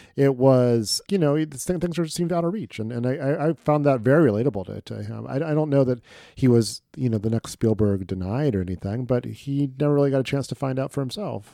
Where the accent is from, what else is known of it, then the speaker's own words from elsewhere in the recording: Midwest, United States; a Midwesterner